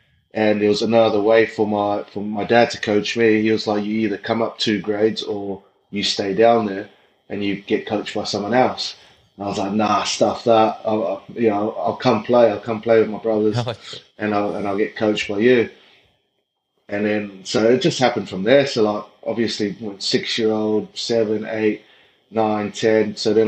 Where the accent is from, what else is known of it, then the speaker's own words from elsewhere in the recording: Auckland, New Zealand; moved away; a little South Auckland kid growing up in Otara.